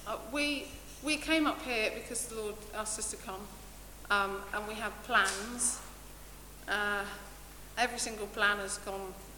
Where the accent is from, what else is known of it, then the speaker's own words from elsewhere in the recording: Essex, East of England, United Kingdom; moved away as an adult; now in Gainsborough, United Kingdom; we moved up here from Essex, sorry about the accent